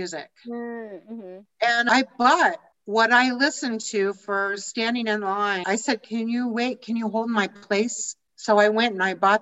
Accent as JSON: {"language": "English", "town": "Denver", "region": "Colorado", "country": "United States", "also_born_or_lived": "Chicago", "accent": "American", "moved": "as an adult", "said": "I'm from Denver"}